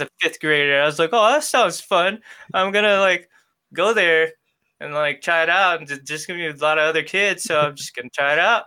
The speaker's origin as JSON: {"language": "English", "country": "Philippines", "tie": "born or raised there", "also_born_or_lived": "New York", "moved": "yes", "lives_now": "Seattle, United States", "said": "I was born in New York, mm-hmm. but I grew up in the Philippines."}